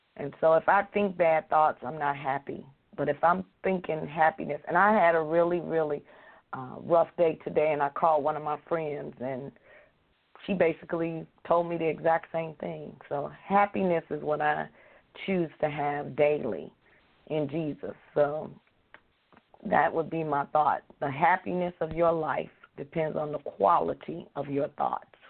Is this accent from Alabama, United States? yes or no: yes; Alabama, United States; moved away; I was born in Alabama